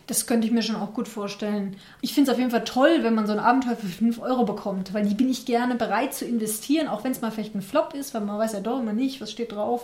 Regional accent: Germany; als Deutscher

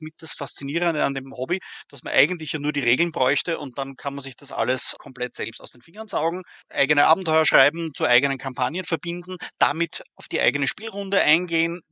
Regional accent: Graz, Styria, Austria; moved away as an adult; now in Vienna, Austria; bin Österreicher, geboren in Graz, jetzt schon seit über 20 Jahren in Wien

